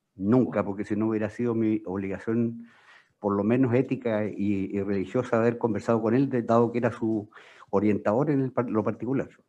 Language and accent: Spanish; Magallanes and Chilean Antarctica, Chile; Soy magallánico